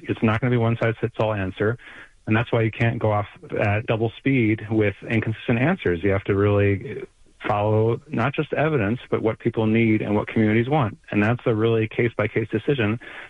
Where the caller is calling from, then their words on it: Baltimore, Maryland, United States; I'm calling from Baltimore, right, where we have a crying lack of resources for schools.